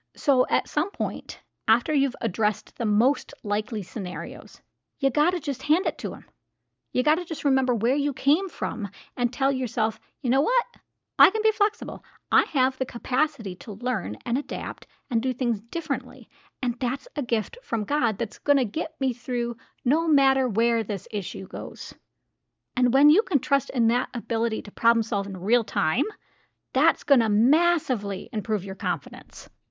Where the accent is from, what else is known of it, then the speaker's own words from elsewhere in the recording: United States; As an American